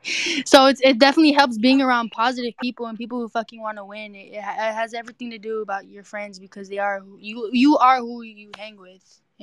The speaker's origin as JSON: {"language": "English", "region": "Texas", "country": "United States", "said": "I'm from Texas."}